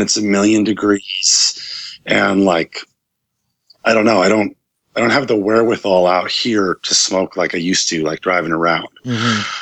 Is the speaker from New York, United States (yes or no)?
yes; Ithaca, New York, United States; back in my hometown in Ithaca, New York